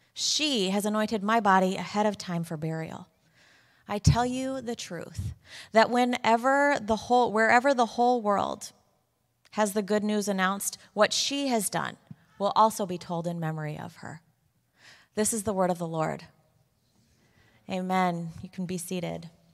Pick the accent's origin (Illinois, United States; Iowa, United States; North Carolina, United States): Illinois, United States; Chicago; moved away as an adult; now in Waltham, United States; I am from Chicago.